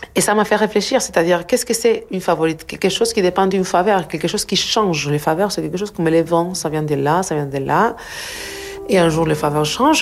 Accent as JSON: {"language": "French", "country": "Argentina", "tie": "born or raised there", "second_language": "French", "moved": "yes", "said": "je viens de l'Argentine, je grandi en Argentine, donc euh, mes années 70-80, c'est en Argentine"}